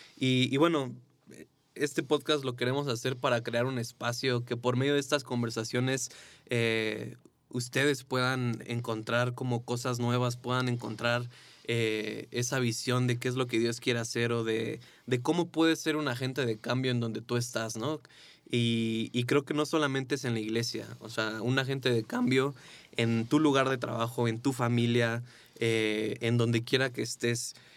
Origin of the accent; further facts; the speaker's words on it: Mexico; Vivíamos en México